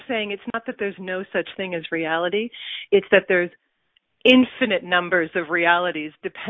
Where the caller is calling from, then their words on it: Cambridge, Ontario, Canada; Cambridge, Ontario.